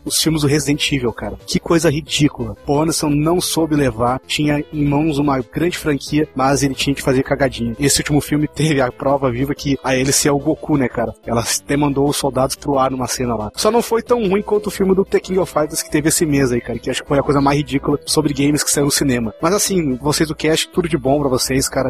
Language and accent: Portuguese; Gravataí, Rio Grande do Sul, Brazil; Sou de Gravataí, Rio Grande do Sul.